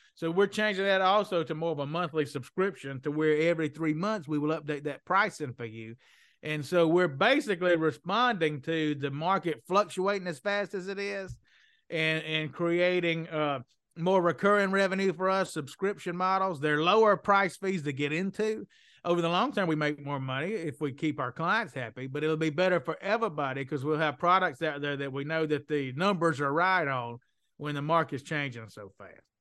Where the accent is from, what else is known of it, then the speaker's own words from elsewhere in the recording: Mississippi, United States; accent: Southern; also born or lived in New Orleans, Louisiana; now in Perdido Key, United States; Where I grew up in Mississippi